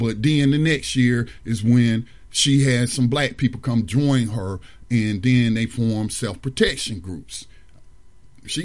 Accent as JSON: {"language": "English", "town": "Mount Holly", "country": "United States", "tie": "born or raised there", "also_born_or_lived": "Detroit, Michigan", "said": "Mount Holly High School, which was a junior high by the time I moved back down from Detroit and attended there."}